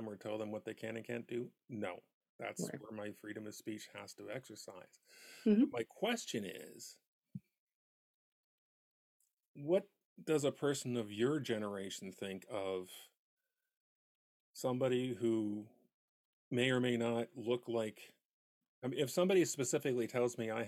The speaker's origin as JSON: {"language": "English", "region": "Southern California", "country": "United States", "tie": "born or raised there", "moved": "yes", "said": "growing up in Southern California, you know, here's a secret, I'm a recovering Californian"}